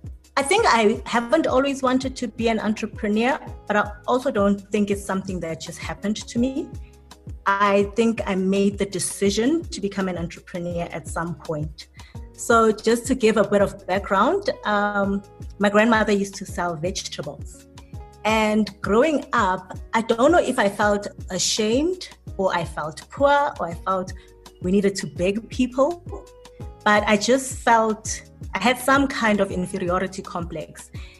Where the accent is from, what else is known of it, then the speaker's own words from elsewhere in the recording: South Africa; Some people just wanna leave us out as South African brands.